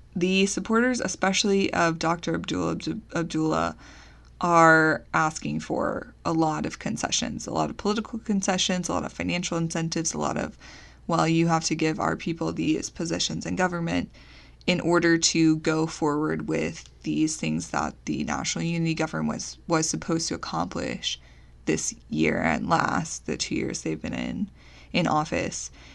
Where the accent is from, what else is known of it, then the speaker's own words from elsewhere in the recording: United States; as the American taxpayers